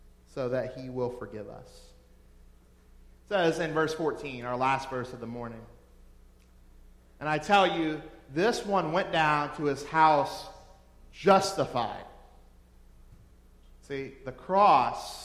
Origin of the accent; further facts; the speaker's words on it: New Orleans, Louisiana, United States; I'm from New Orleans, or right around there, and we party at our funerals